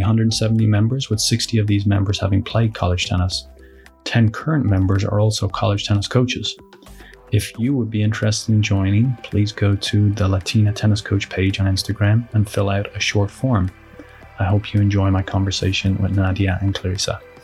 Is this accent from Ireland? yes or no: yes; Ireland; now in United States; growing up in Ireland and coming over from a foreign country